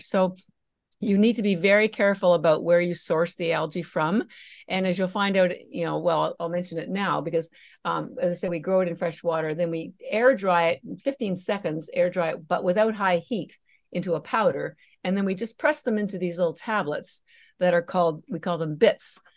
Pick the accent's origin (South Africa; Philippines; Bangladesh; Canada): Canada; moved away as an adult; now in Boston, United States; I live in Boston, Massachusetts, although I'm Canadian and all my education was in Canada